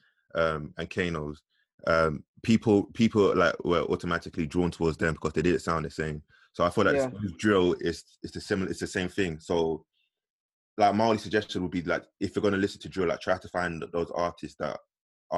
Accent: London, United Kingdom; growing up in the East, originators of grime

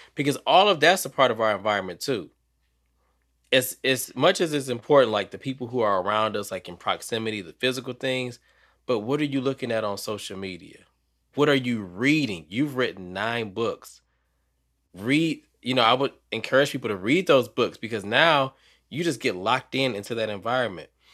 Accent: Detroit, Michigan, United States; now in North Carolina, United States; I'm from Detroit, even though I'm in North Carolina now

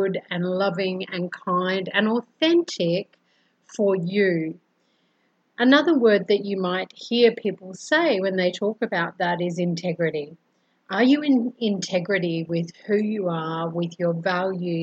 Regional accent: Brisbane, Queensland, Australia; now in Colombia; I'm originally from Brisbane, Australia and I currently live in Colombia, South America

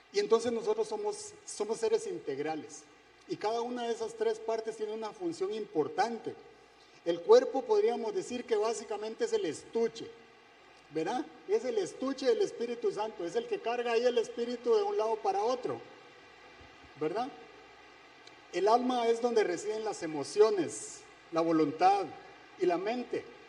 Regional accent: Guatemala; moved away; Soy de Guatemala

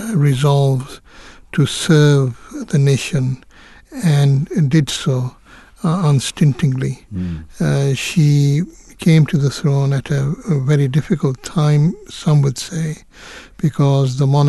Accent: Kenya; born there; But it's also noteworthy that I was born in East Africa.

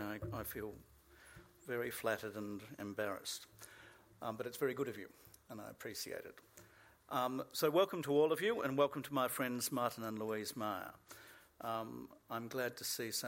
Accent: Australia; As an Australian

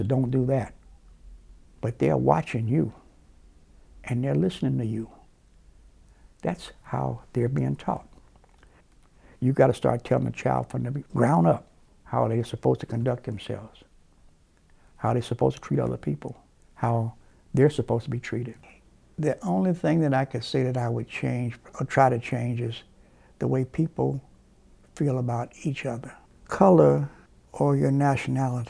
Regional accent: Gary, Indiana, United States; I grew up right here in Gary. I was born here in 1938.

